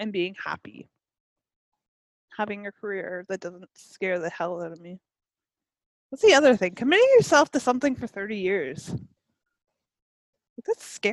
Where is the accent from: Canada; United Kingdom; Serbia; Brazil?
Canada; I'm Canadian.